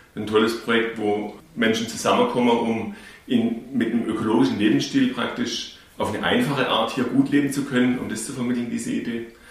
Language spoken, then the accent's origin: German; Kinzigtal, Baden-Württemberg, Germany; accent: Urbayer; also born or lived in Bavaria; schon hier im Kinzigtal, wo wir aufgewachsen sind, obwohl wir gebürtig aus Bayern kommen